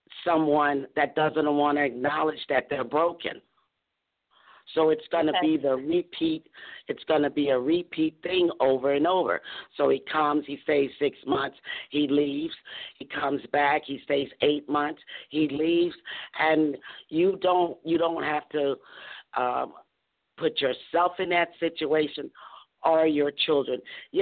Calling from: Doraville, Georgia, United States; I'm calling from beautiful downtown Doraville, Georgia.

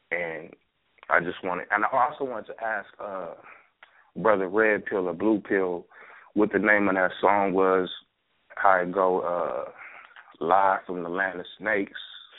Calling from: Dallas, Texas, United States; I'm calling from Dallas, Texas.

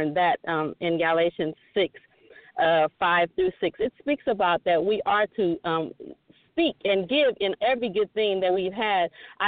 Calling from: Goodyear, Arizona, United States; I'm calling in from Goodyear, Arizona.

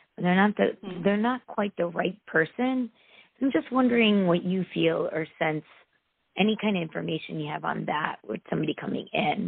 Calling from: Connecticut, United States; Hi, Catharine. … from Connecticut.

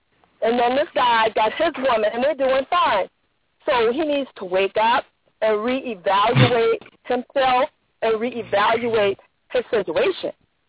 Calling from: Jacksonville, Florida, United States; I'm calling from Jacksonville.

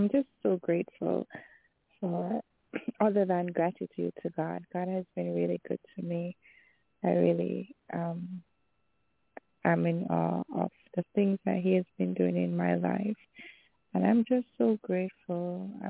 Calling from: Jamaica; Hello, Prophet LaShun. … from Jamaica.

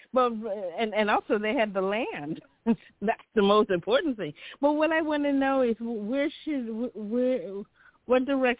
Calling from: Chicago, Illinois, United States; from Chicago.

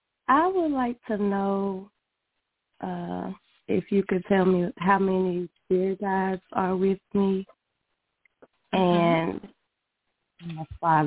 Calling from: Alabama, United States; I'm calling from Alabama.

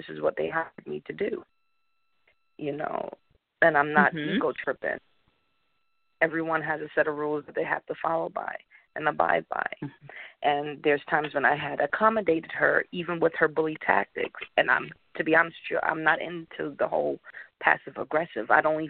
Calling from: Connecticut, United States; I'm calling in from Connecticut.

